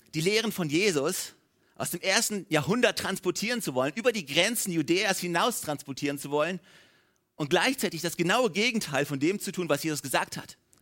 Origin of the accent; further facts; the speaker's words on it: Germany; als Deutsche